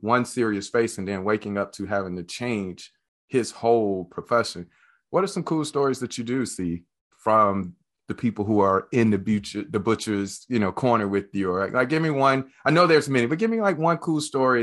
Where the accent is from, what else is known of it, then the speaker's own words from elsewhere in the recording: Birmingham, Alabama, United States; I grew up in the church. I grew up in the Southern Baptist in Birmingham, Alabama.